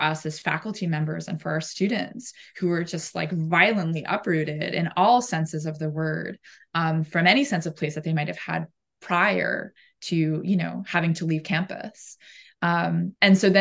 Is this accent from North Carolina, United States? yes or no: no; Maine, United States; I'm from Maine. We very much identify as like coastal Northeasters or New Englanders